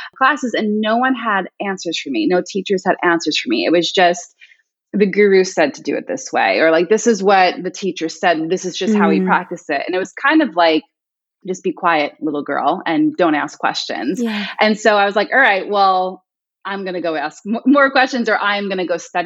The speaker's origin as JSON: {"language": "English", "area": "Long Island", "region": "New York", "country": "United States", "tie": "born or raised there", "said": "I'm originally from Long Island"}